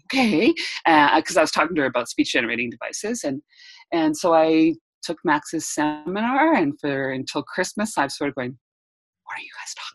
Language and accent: English; Edmonton, Alberta, Canada; I'm from Edmonton, Alberta, Canada.